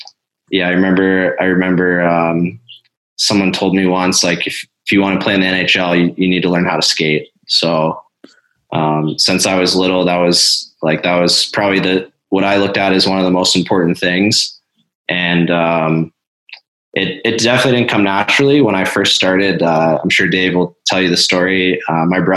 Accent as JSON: {"language": "English", "region": "central Pennsylvania", "country": "United States", "tie": "born or raised there", "said": "my hometown in central Pennsylvania"}